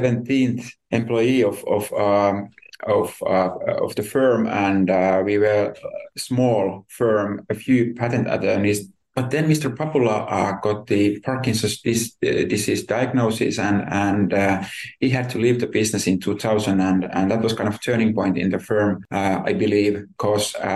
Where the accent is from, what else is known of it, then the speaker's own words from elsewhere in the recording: Tampere, Pirkanmaa, Finland; moved away as an adult; now in Helsinki, Finland; I could get a nice job in my city, my hometown then